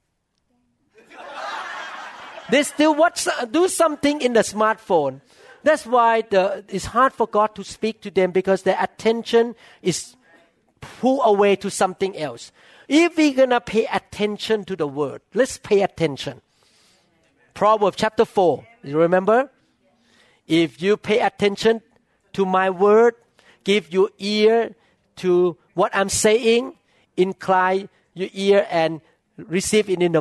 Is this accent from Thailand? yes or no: yes; Thailand; English is a second language; moved away as an adult; now in United States; I still look like Chinese Thai